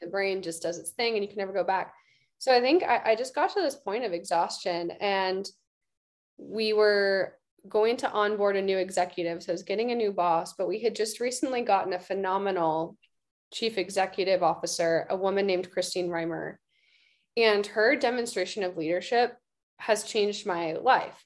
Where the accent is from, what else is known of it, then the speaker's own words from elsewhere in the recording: Austin, Texas, United States; moved away as an adult; also born or lived in San Francisco Bay Area; austin texas my hometown